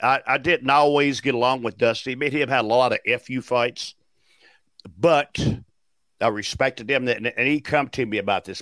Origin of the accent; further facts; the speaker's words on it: Nashville, Tennessee, United States; Nashville's my hometown